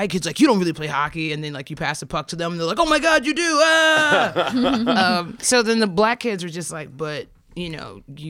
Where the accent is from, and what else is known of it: Belleville, Michigan, United States; born or raised there; moved away